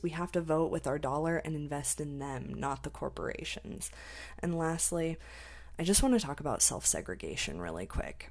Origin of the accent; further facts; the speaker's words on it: United States; I'm American